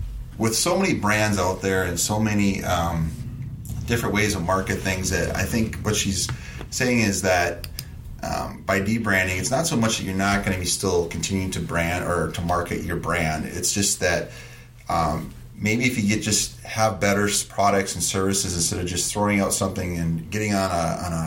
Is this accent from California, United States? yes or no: no; Stearns County, Minnesota, United States; accent: Stearns County; my Stearns County accent